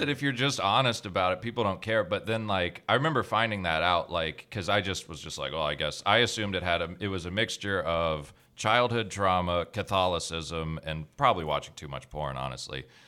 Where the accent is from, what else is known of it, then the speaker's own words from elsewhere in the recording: Georgia, United States; I, I grew up in Georgia my whole life, but my dad's from Canada and my mom's from New York